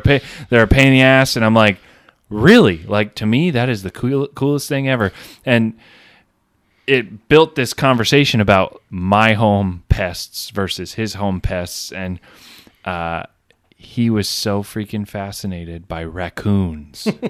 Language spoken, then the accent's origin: English; Plattsburgh, New York, United States; I grew up on Cumberland Head